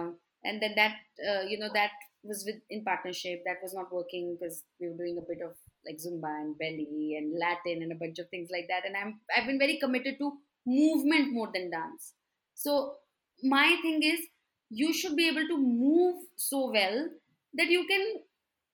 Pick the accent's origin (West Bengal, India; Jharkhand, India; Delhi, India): Delhi, India; moved away as an adult; now in Bangalore, India; I have been living in Bangalore for the last 14 years, but I'm originally from Delhi